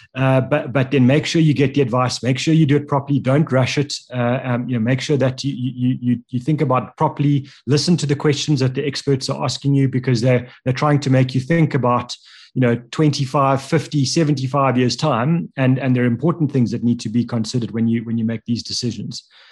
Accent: South Africa; as a South African individual

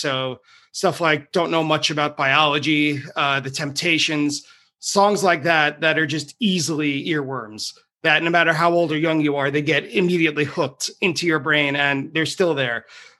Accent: Merrick, New York, United States; I grew up on the South Shore of Long Island in a town called Merrick, which is just outside New York City, about 45 minutes drive without traffic.

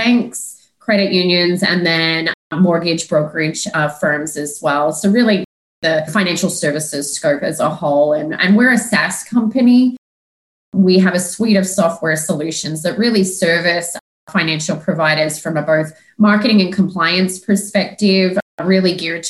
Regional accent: Australia; moved away; also born or lived in Melbourne / Sydney; I'm actually from Australia

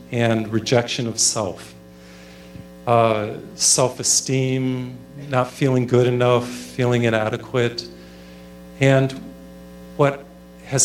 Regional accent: Massachusetts, United States; first language English; When I was in high school, I grew up in Massachusetts. I know English well. It's my first language, of course.

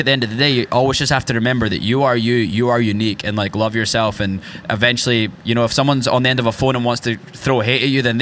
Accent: rural Scotland, United Kingdom; now in Nashville, United States; I grew up in rural Scotland

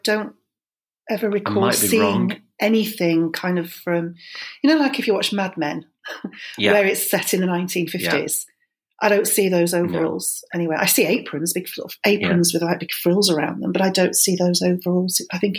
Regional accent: Germany; because I was born in Germany, I grew up in Germany, so where we lived in the married quarters, it was right next door to Germans.

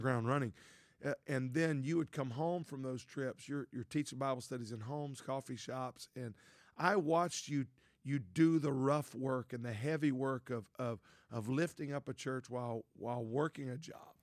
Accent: Louisiana, United States; I grew up in Louisiana, a town of five thousand.

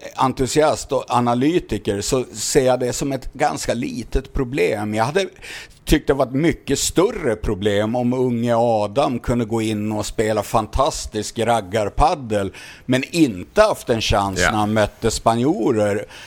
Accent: Sweden; oss svenskar

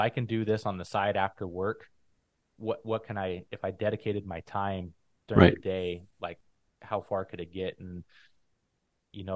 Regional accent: Phoenix, Arizona, United States; moved away as an adult; also born or lived in San Diego; I grew up in Phoenix, Arizona

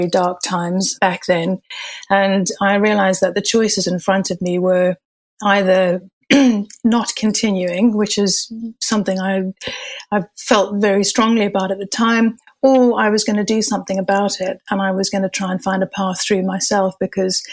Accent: Zimbabwe; moved away as an adult; also born or lived in Malaysia / Far East; I had my childhood and growing up in Zimbabwe

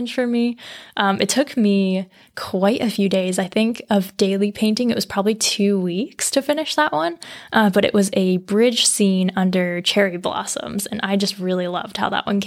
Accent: Colorado, United States; now in Vermont, United States; I'm from Colorado originally, but have lived in Vermont for quite a while.

